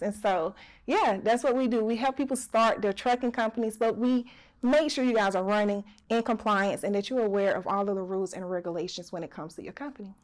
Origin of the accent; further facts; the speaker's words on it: Alberta, Alabama, United States; also born or lived in Birmingham, Alabama / Selma, Alabama; we were actually raised in when we say southern country part of Alabama. It's called Alberta, Alabama